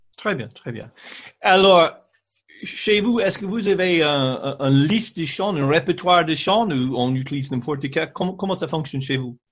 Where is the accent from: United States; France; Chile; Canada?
United States; French is a second language; moved away; en tant qu'Américaine